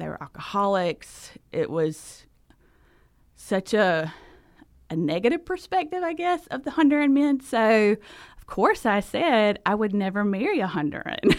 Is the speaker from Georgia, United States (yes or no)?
yes; South Georgia, United States; accent: thick Southern; moved away as an adult; now in Honduras; I am from Georgia. I'm a South Georgia girl. Grew, grew up there, and so that is the reason for the accent